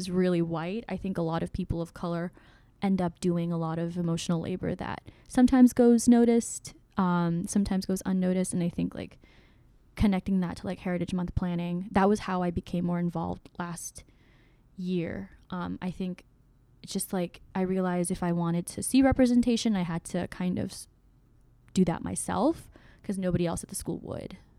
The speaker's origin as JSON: {"language": "English", "region": "Oklahoma", "country": "United States", "tie": "born or raised there", "also_born_or_lived": "Myanmar", "moved": "as an adult", "said": "I was born in Burma, also known as Myanmar, and my family and I immigrated over here when when I was seven years old in 2005 to Oklahoma"}